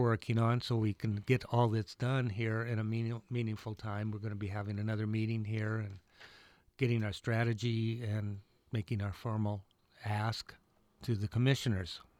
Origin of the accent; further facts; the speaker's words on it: Iowa, United States; the three-on-three I grew up with in Iowa